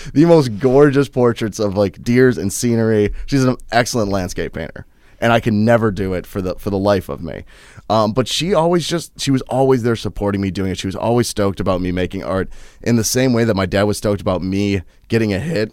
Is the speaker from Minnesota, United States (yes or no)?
yes; Minnesota, United States; also born or lived in Wheaton, Illinois / Chicago, Illinois / Saint Peter, Minnesota; my parents decided to move to, um, about ten miles outside of Hanscom, Minnesota